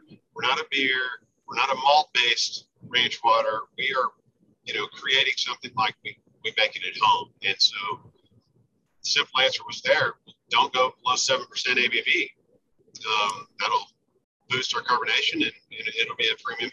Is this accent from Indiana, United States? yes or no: no; Austin, Texas, United States; moved away as an adult; now in San Antonio, United States; I'm from Austin, now I live in San Antonio